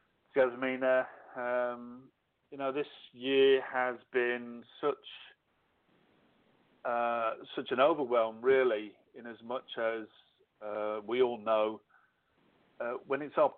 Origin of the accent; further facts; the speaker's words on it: England, United Kingdom; moved away as an adult; now in Australia; I left the UK when I was 30, so that's why I call myself Aussish. I'm too English to be Australian, but I'm still too Australian.